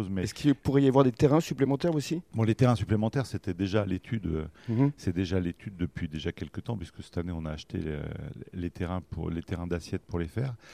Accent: Brittany, France; also born or lived in Nantes; now in Salles, France; je remontais des fois en, Bretagne, dans mon pays d'origine

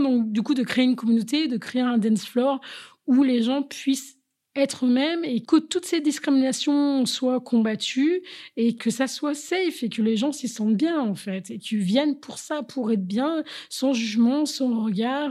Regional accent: Paris, Île-de-France, France; moved away as an adult; also born or lived in London; now in Berlin, Germany; avec ma culture de française, euh, je viens de Paris

